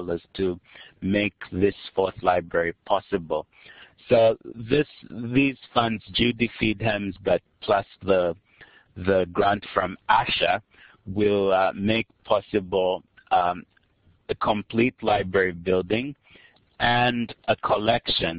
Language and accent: English; Kitwe, Copperbelt Province, Zambia; also born or lived in United States; I grew up in Zambia